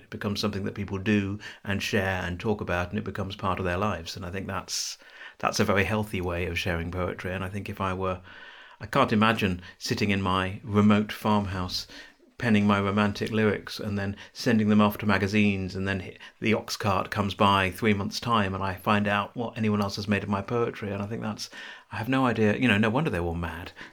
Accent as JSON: {"language": "English", "region": "South East England", "country": "United Kingdom", "moved": "yes", "lives_now": "Bristol, United Kingdom", "said": "I'm from the southeast of England. I'm not from London."}